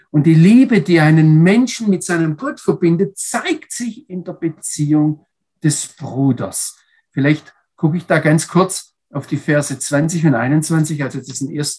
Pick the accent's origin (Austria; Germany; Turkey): Germany; als Deutsche